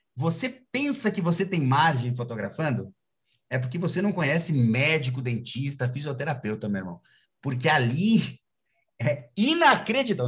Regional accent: Brazil; a gente é brasileiro, a gente gosta desse tipo de coisa

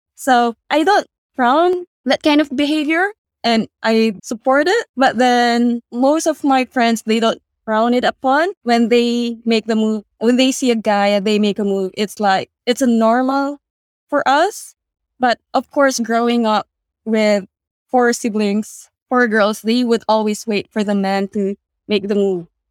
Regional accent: Philippines; now in Australia; in the Philippines

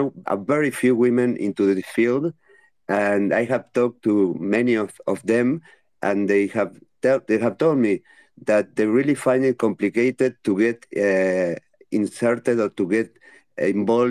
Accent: Uruguay; I am from Uruguay.

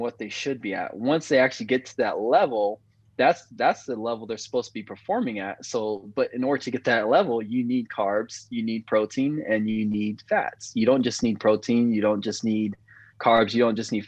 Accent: Vista, California, United States; also born or lived in Oceanside, California / San Diego, California; I'm from Oceanside, California, born and raised, and then moved to Vista.

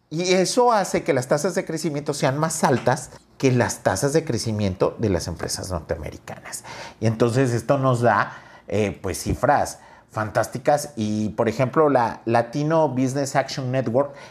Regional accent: Mexico; Soy mexicano de corazón, pero en este momento creo que soy latino de corazón

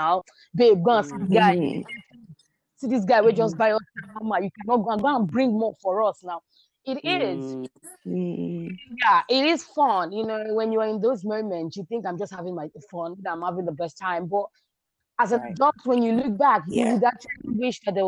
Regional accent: Nigeria; also born or lived in South Africa; I grew up in Nigeria before I traveled to South Africa

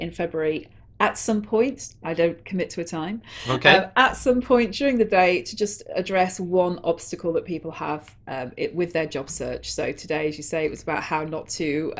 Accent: Manchester, North West England, United Kingdom; where I grew up in Manchester

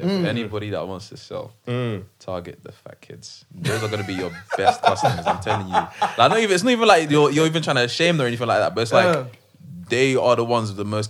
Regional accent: Kent, South East England, United Kingdom; since I'm from Kent

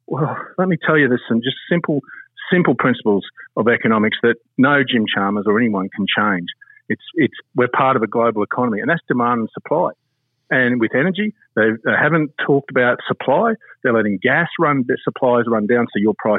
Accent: Chinchilla, Queensland, Australia; I was born in Chinchilla.

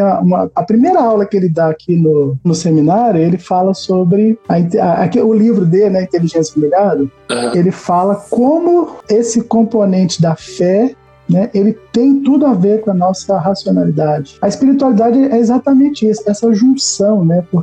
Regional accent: Minas Gerais, Brazil; Agora eu tô fazendo queijo, você já viu aí, né? Sou mineiro.

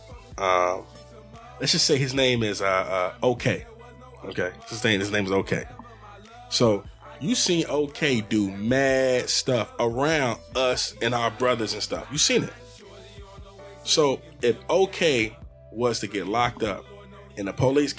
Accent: Virginia Beach, Virginia, United States; We grew up in Virginia Beach

